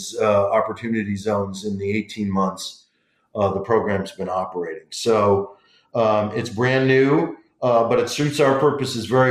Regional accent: Detroit, Michigan, United States; moved away as an adult; also born or lived in Washington, D.C.; my hometown congressman, John Conyers Jr. from Detroit, where I grew up

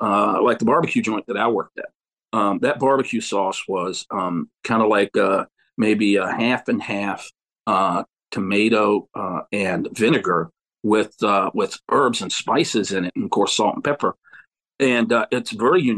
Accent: Central Virginia, United States; the foods that I grew up with in Central Virginia

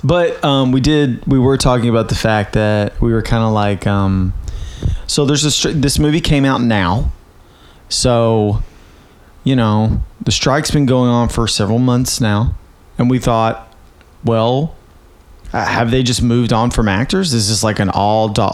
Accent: Winchester, Tennessee, United States; moved away; also born or lived in Tullahoma, Tennessee / Nashville, Tennessee; I am from Winchester, Tennessee, and I went to high school in a place called Tullahoma, Tennessee

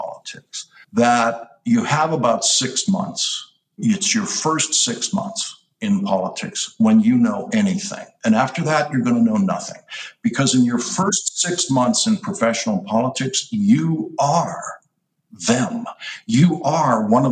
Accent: Boston, Massachusetts, United States; I'm from Boston

